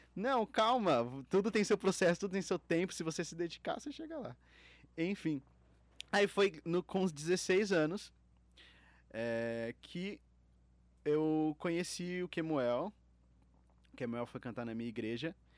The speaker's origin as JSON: {"language": "Portuguese", "town": "Itapevi", "region": "São Paulo", "country": "Brazil", "said": "de onde eu vim, eu vim de Itapevi, de uma cidade mais é, humilde"}